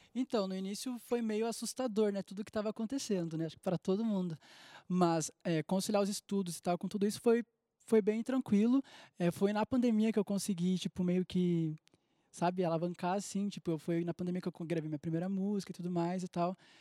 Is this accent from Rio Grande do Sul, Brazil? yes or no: yes; Gravataí, Rio Grande do Sul, Brazil; eu sou de Gravataí, no Rio Grande do Sul, do lado de Porto Alegre